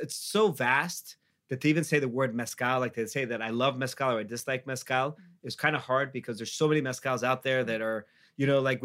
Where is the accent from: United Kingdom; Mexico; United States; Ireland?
Mexico; Mexico City; we're all from Mexico City